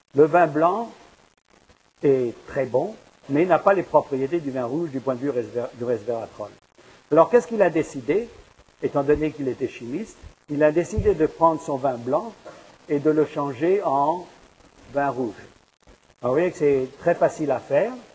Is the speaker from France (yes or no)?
yes; France; now in Montreal, Canada; je viens de France